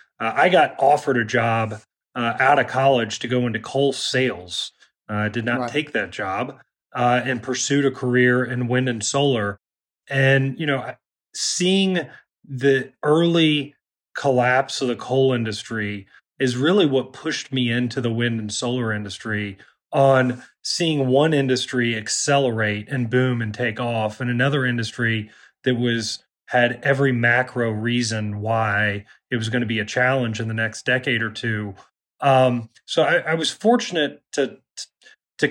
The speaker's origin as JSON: {"language": "English", "region": "Kentucky", "country": "United States", "tie": "born or raised there", "said": "Well, I mean, there's been this blanket concept of flyover country in general, and I think Kentucky's definitely, been a part of that."}